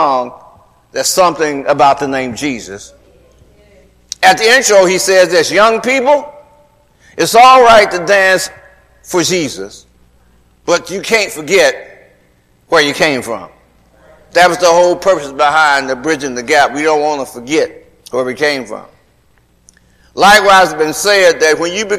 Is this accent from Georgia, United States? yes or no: yes; Atlanta, Georgia, United States; When I was a little boy growing up in Atlanta